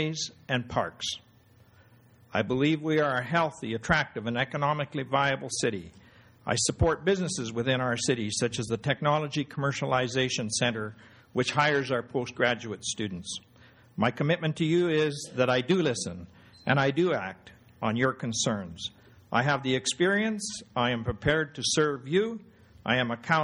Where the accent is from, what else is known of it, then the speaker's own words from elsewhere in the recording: Lethbridge, Alberta, Canada; I was born in Lethbridge.